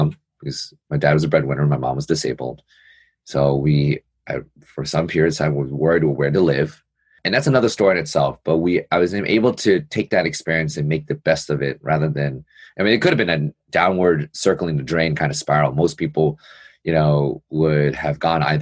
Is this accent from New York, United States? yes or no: yes; New York City, New York, United States; I'm born and raised in New York City